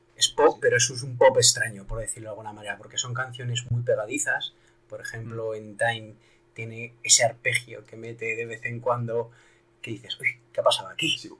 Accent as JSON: {"language": "Spanish", "region": "La Rioja", "country": "Spain", "said": "no soy gallego, por supuesto, soy de La Rioja"}